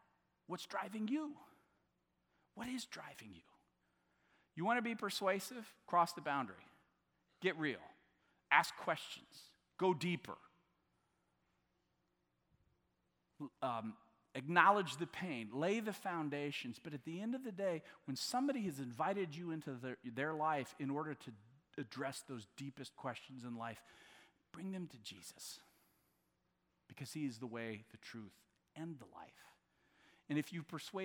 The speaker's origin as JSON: {"language": "English", "region": "Southwest Missouri", "country": "United States", "said": "I'm from Southwest Missouri"}